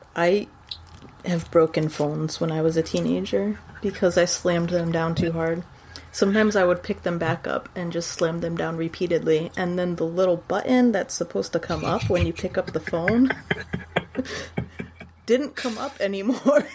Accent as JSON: {"language": "English", "town": "San Antonio", "region": "Texas", "country": "United States", "tie": "born or raised there", "moved": "yes", "said": "in Texas, in San Antonio, even because that's where I was born"}